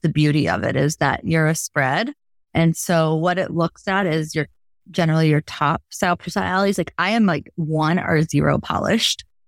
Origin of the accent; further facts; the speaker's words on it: Logansport, Indiana, United States; moved away as an adult; also born or lived in New York City / Chicago; I'm a Midwest girl, born and raised in Logansport, Indiana